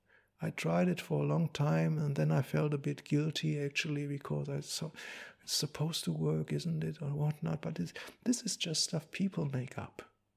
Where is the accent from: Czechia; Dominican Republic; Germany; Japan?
Germany; English is a second language; I come from Germany. I come from the after-war generation.